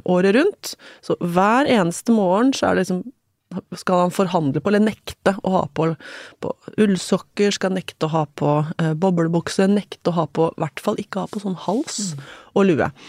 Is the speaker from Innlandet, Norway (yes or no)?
yes; Hamar, Innlandet, Norway; Tenker på min egen oppvekst som veldig sånn um, Sånn forstadsromantisk, liksom. Um, byggefelt rett utenfor Hamar by, der det var trygt og godt og vi føyk rundt på syklene våre i nabolaget